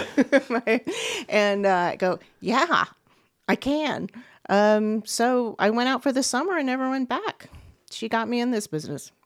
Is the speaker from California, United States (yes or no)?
no; Beaumont, Texas, United States; moved away; I'm from Beaumont, Texas